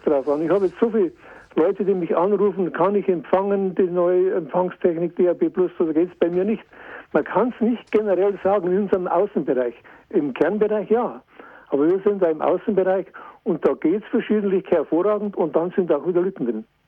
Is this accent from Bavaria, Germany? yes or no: yes; Bad Aibling, Bavaria, Germany; zur Ausfahrt Bad Aibling, in meiner Heimat